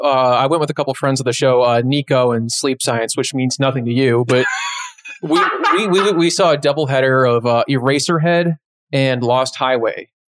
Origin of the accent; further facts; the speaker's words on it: Lombard, Illinois, United States; I used to live there when I was a little boy.